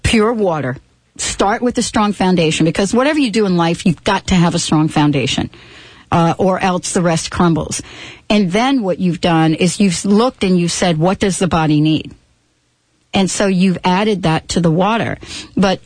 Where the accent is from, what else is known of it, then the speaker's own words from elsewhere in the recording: New York, United States; we grew up in New York